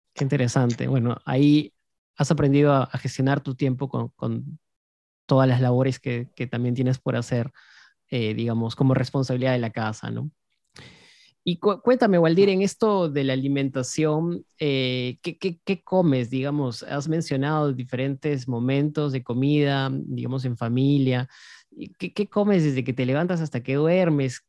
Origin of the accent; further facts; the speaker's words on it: Cusco, Peru; yo que vengo de Cusco